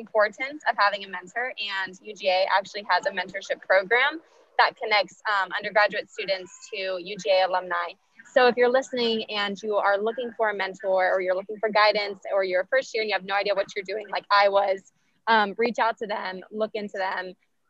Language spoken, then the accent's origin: English; Texas, United States; moved away; I'm actually from Texas, so I'm not from Georgia.